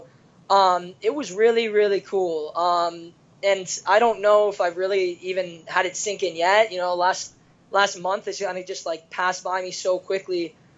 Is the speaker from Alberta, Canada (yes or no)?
no; Kitchener, Ontario, Canada; moved away as an adult; now in Ann Arbor, United States; I was back in Canada, specifically Kitchener, Ontario. That's where I was born and raised.